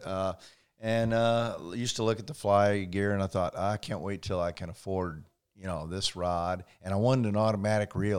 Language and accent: English; Indiana, United States; i grew up in uh, in indiana